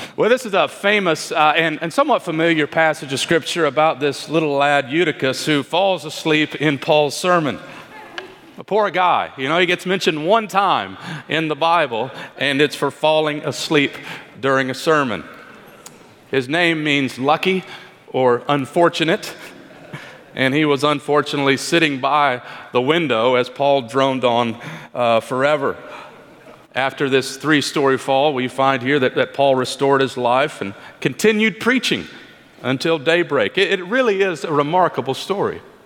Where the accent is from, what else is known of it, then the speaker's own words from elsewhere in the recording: Kentucky, United States; moved away; my home state, actually, the great state of Kentucky